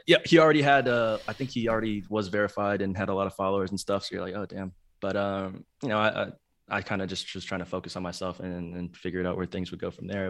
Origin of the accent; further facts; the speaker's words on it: Plano, Texas, United States; also born or lived in Chicago, Illinois; I grew up in Dallas, though, um, the suburbs of Dallas and Plano, Texas.